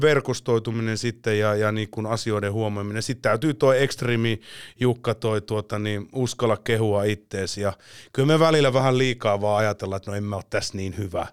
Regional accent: Finland; olen Suomesta

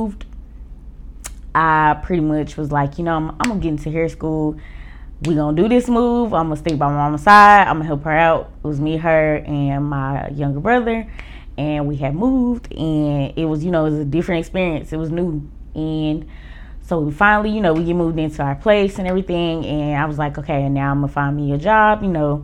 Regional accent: Oklahoma, United States; moved away as an adult; now in Atlanta, United States; My hometown is Oklahoma.

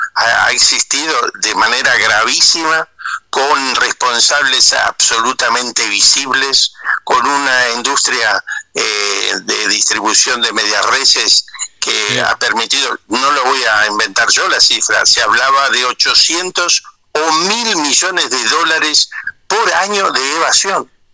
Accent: Argentina

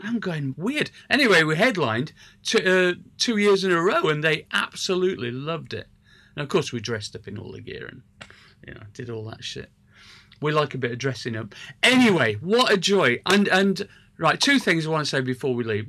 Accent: Sheffield, Yorkshire and the Humber, United Kingdom; I come from Sheffield

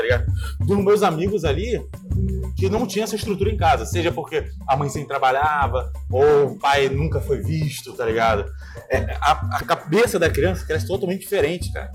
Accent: Rio de Janeiro, Brazil; vim da Taquara

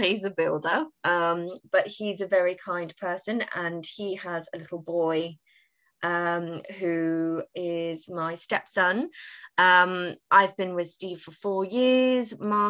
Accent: United Kingdom; Being British, I was slightly mortified with the dancing

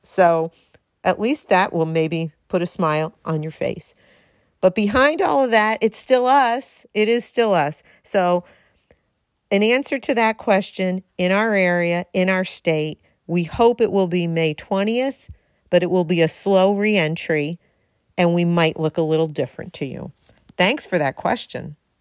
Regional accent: Darien, Connecticut, United States; right here in the two oh three, as I like to say, my hometown, Darien, Connecticut

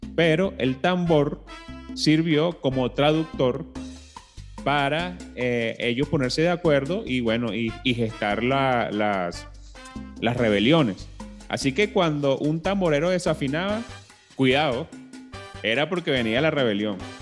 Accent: Venezuela; nosotros como venezolanos eh, siempre escuchábamos, bueno, desde chiquito el cuatro venezolano

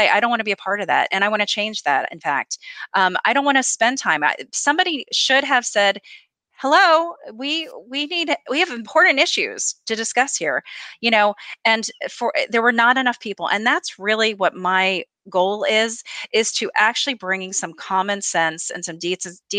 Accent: the North, United States; I'm from the North.

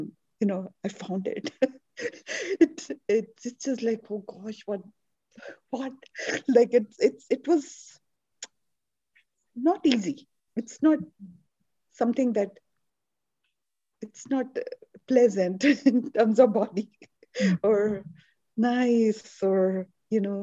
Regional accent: India; moved away; I'm Indian

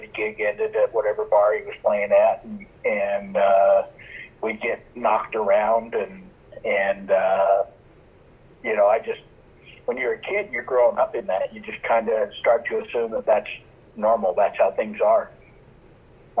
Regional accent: Utah, United States; also born or lived in California; I was born in California, grew up mostly in Utah.

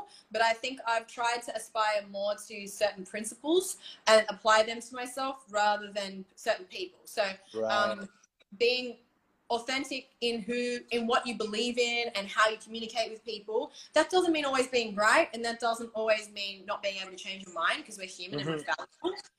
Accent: Bali, Indonesia; I grew up in Bali. My dad's Balinese

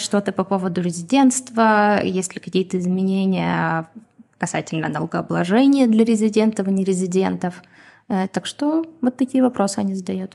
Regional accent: Donetsk, Donetsk Oblast, Ukraine; first language Russian; now in Israel; это мой родной язык. Я родилась и выросла в Донецке, поэтому я прекрасно говорю и на русском, и на украинском

